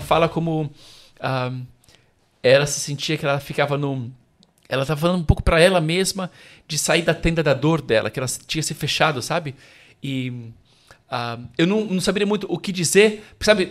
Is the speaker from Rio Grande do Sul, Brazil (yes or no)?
no; São Paulo, Brazil; moved away as an adult; now in Rome, Italy; nasci e cresci em São Paulo